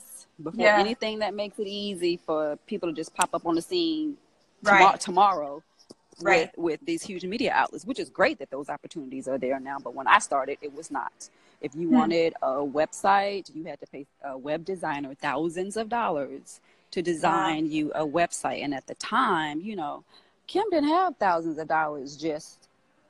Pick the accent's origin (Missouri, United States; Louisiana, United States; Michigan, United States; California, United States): Louisiana, United States; Grambling; moved away as an adult; now in Atlanta, United States; I'm from Grambling, Louisiana, which is a small town in Louisiana. And so after I graduated from college, I moved to Atlanta